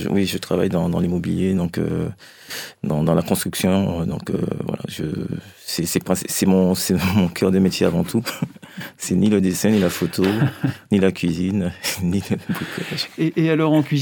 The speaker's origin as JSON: {"language": "French", "town": "Fort-de-France", "country": "Martinique", "tie": "born or raised there", "moved": "yes", "lives_now": "France", "said": "J'ai grandi en Martinique, oui."}